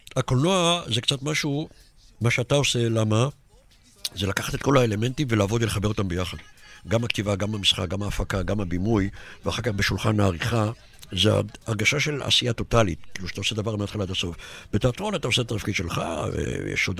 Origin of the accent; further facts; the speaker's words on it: Netanya, Central District, Israel; נולדתי בנתניה איזה 200 מטר מהמגרש